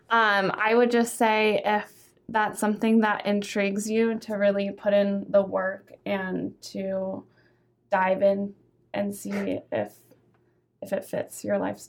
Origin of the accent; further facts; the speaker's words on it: Bonney Lake, Washington, United States; moved away as an adult; also born or lived in Vancouver, Canada / Seattle, Washington; now in Las Vegas, United States; I went to school in Bonnie Lake